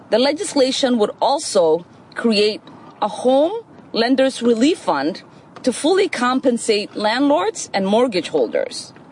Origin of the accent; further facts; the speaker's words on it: Minnesota, United States; In my home state of Minnesota, nearly 8,000 people faced homelessness on a given night in 2019.